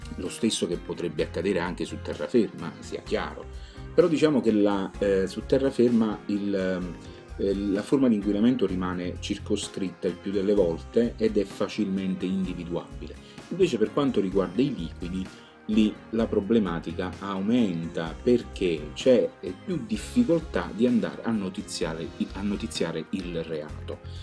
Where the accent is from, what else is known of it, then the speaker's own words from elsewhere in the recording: Campania, Italy; essendo campano eh, eh, sento mia questa terra